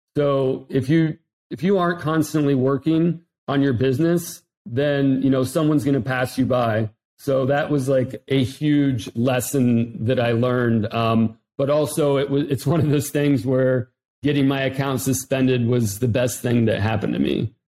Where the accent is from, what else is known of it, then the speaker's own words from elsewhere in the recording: Ohio, United States; moved away; also born or lived in South Florida; I'm from Ohio originally